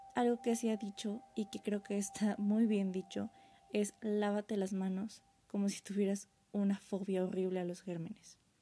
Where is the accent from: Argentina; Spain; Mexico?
Mexico; como mexicanos